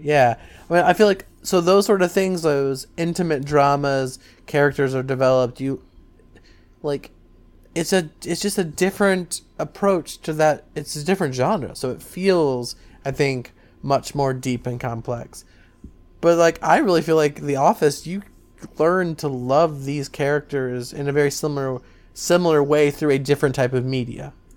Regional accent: Southern Ohio, United States; All of my friends that I grew up with in Southern Ohio

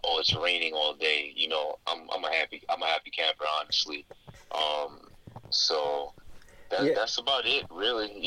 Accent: New York City, New York, United States; also born or lived in Queens, New York; I'm a New Yorker, Brooklyn born and raised, currently residing out in Queens, New York

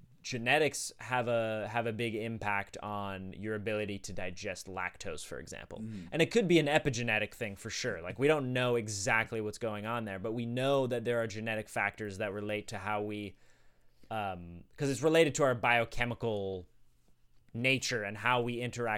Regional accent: Sweden; I was born in Sweden.

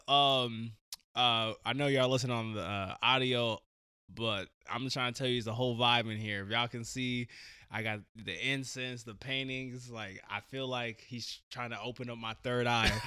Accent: Portland, Oregon, United States; born and raised Portland, Oregon. Um, I'm a Portland native.

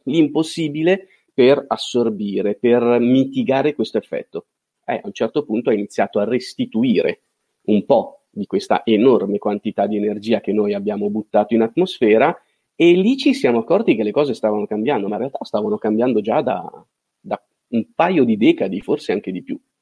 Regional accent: Milan, Lombardy, Italy; moved away as an adult; also born or lived in Genoa; nato e cresciuto a Milano

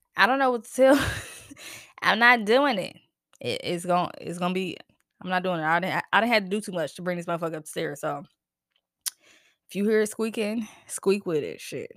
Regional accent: New Jersey, United States; I'm from Jersey

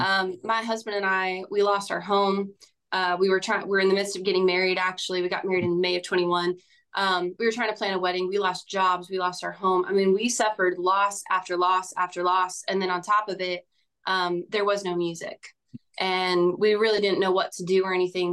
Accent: Bakersfield, California, United States; moved away as an adult; now in Nashville, United States; I'm from a farm town out in Central California called Bakersfield.

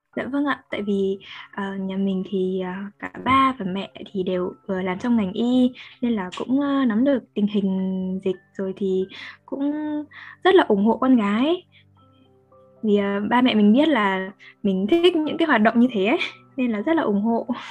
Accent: Northern Vietnam, Vietnam; accent: Northern (miền Bắc); giọng chúng mình miền Bắc

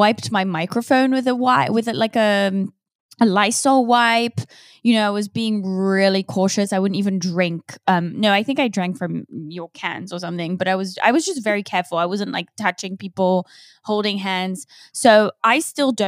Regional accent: England, United Kingdom; I'm English

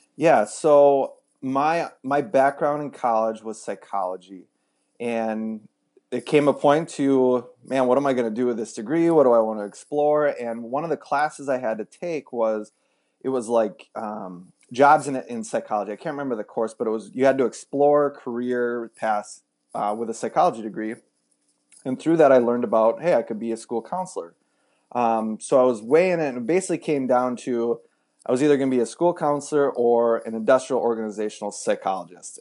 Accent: Wisconsin, United States; moved away as an adult; also born or lived in Minneapolis / Texas; we grew up in Wisconsin

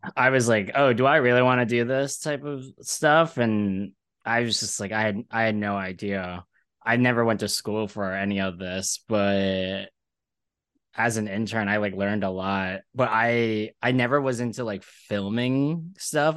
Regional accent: Ridley, Pennsylvania, United States; moved away as an adult; also born or lived in Philadelphia; now in New York, United States; I grew up in Philly, or Falco

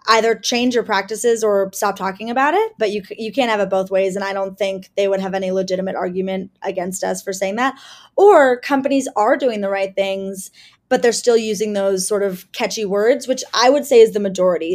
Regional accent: Cleveland, Ohio, United States; moved away; I am originally from Cleveland, Ohio, and that was a really interesting place to grow up

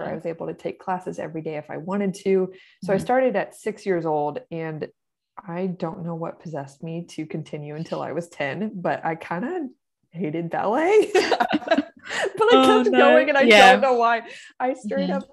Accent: Corpus Christi, Texas, United States; I grew up in Corpus Christi, Texas

